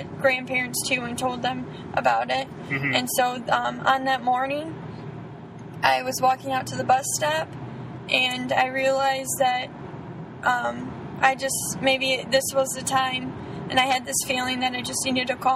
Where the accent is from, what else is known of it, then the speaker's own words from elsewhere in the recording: Florida, United States; born there; Um, well, I was born in Florida.